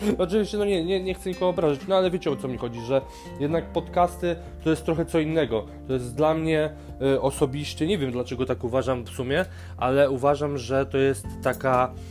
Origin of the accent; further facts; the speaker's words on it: Żyrardów, Masovian Voivodeship, Poland; otwierają szkołę tańca u mnie w Żyrardowie